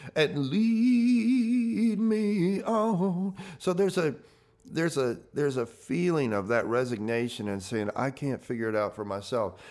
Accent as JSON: {"language": "English", "region": "the South", "country": "United States", "said": "I came from the South"}